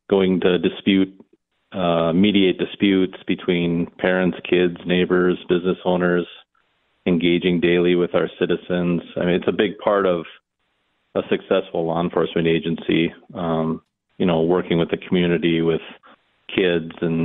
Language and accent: English; New Brighton, Minnesota, United States; I grew up in New Brighton, yeah, just north of the cities there